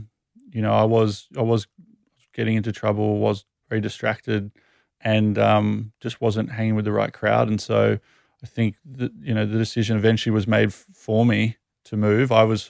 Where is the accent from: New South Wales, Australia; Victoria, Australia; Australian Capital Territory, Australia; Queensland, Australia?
New South Wales, Australia; Sydney; also born or lived in United Kingdom; Sydney, born and raised.